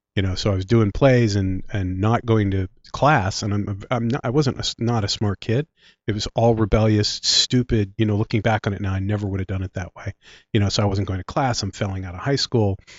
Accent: Philadelphia, Pennsylvania, United States; accent: Philly; also born or lived in Clementon, New Jersey; my Philly accent is really showing now.

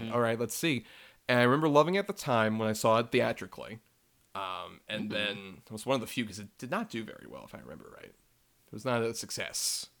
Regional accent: United States; As an American, I prefer it when characters tell me what they're gonna do, and then they do it.

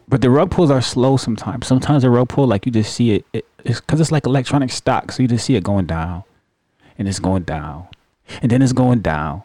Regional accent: New York, United States; I remember growing up in New York

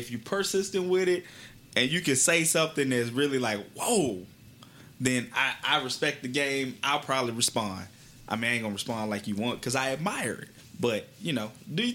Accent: Wylie, Texas, United States; I grew up in Wiley, Texas

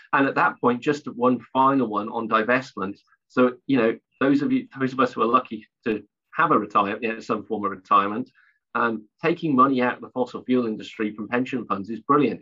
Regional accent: South Wales, United Kingdom; moved away; I'm from originally from South Wales, so I'm just about old enough to remember the impact of the coal, closures of the coal mines on communities

